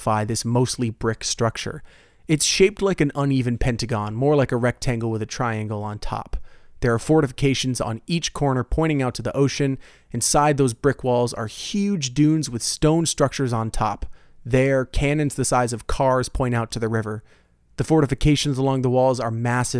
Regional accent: Florida, United States; my home state

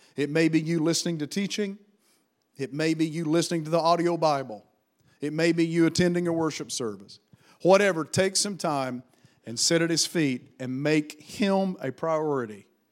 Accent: United States

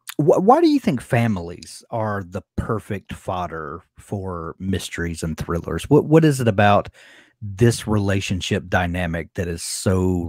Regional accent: Deep South, United States; I'm from the Deep South, and you know, same.

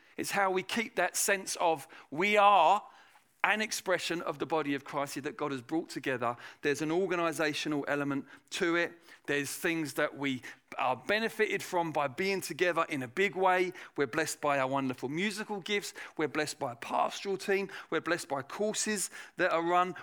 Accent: England, United Kingdom; in England

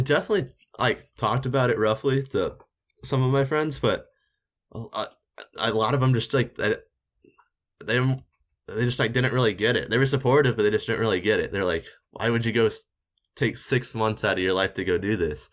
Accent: Missouri, United States; I'm from Missouri

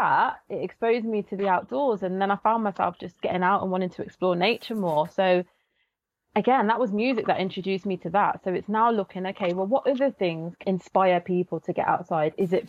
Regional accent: Coventry, West Midlands, United Kingdom; So I was brought up in Coventry, born and bred. My parents are, my background's from Barbados and Jamaica.

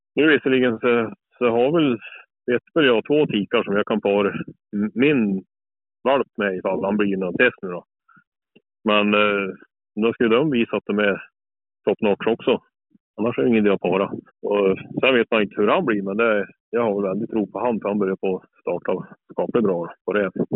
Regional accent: Brattmon, Värmland, Sweden; Norra Värmland. Här är jag född och uppväxt och bor fortfarande kvar på Brattmon i Värmland

